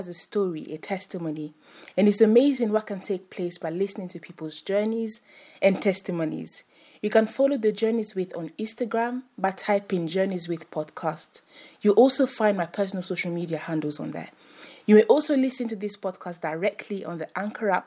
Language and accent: English; France; now in United Kingdom; I was born in France and then mm-hmm. I moved to the UK